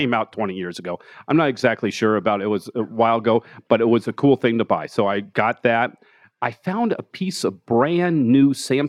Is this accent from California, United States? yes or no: no; Denver, Colorado, United States; Yeah, Park Hill. Grew up in Park Hill and went to Manual High School and graduated CU Boulder. So I'm, I lived here for 45 years.